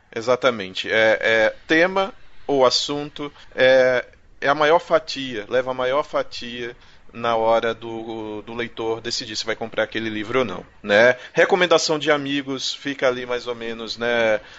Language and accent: Portuguese; Pernambuco, Brazil; É, eu sou de Pernambuco, tá, gente? Eu falo da minha terra porque eu é sou de Pernambuco.